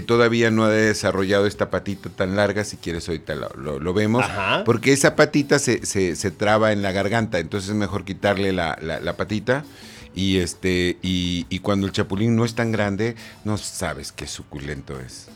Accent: Coatzacoalcos, Veracruz, Mexico; also born or lived in Macuspana, Tabasco; ya oficialmente todo soy este veracruzano

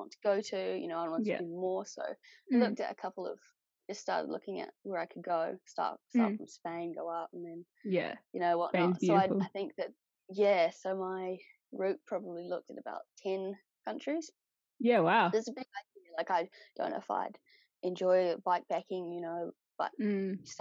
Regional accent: North Island, New Zealand; also born or lived in Melbourne / boat (sailing) for six years; now in South Island, New Zealand; we grew up in the North Island

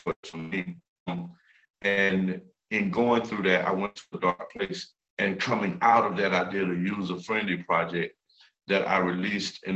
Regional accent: Jacksonville, Florida, United States; in Jacksonville, my hometown

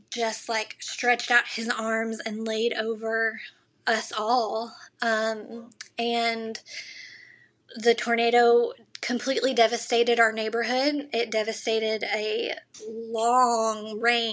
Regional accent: Arkansas, United States; growing up in Arkansas

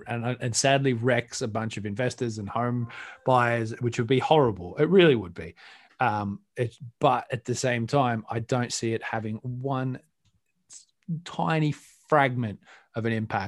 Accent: Australia; I'm Australian. Know? We don't. It's the sea shanty is not a thing.

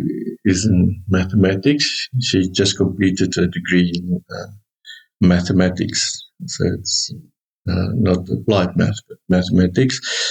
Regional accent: Bloemfontein, Free State, South Africa; moved away as an adult; now in Centurion, South Africa; I was born and educated in Bloemfontein. I stayed there for my first 46 years.

